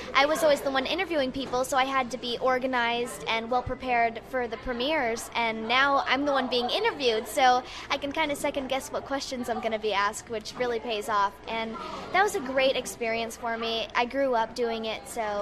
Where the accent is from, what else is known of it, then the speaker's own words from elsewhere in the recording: Ohio, United States; moved away; I'm originally from Ohio